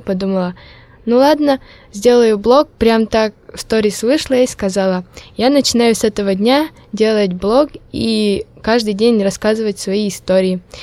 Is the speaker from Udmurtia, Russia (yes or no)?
yes; Malopurginsky District, Udmurtia, Russia; accent: Udmurt; first language Udmurt; Russian is a second language; я удмуртка, родилась в деревне